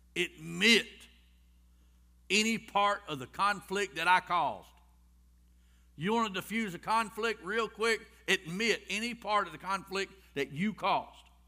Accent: Rockmart, Georgia, United States; I was raised in Rock Mart

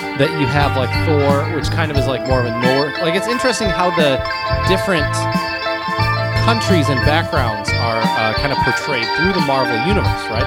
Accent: United States; as an American growing up in America

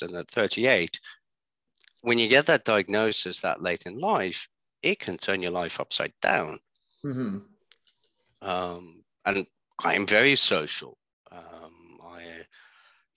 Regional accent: Netherlands; being born and growing up in the Netherlands

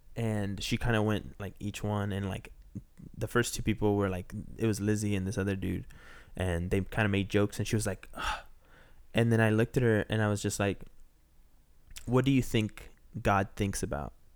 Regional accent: Texas, United States; moved away as an adult; also born or lived in Peru; now in Los Angeles, United States; I grew up in Texas

